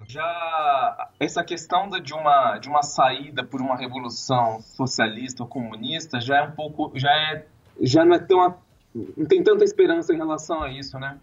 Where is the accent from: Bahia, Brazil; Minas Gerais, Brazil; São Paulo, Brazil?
São Paulo, Brazil; São José do Rio Preto; also born or lived in São Carlos; eu sou do interior de São Paulo, São José do Rio Preto